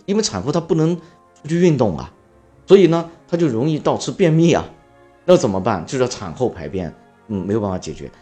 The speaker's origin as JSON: {"language": "Chinese", "country": "China", "said": "我们中国人吃八块钱、十块钱盒饭"}